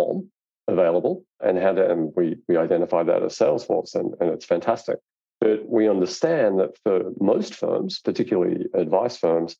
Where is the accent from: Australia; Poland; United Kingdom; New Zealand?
Australia; I'm Australian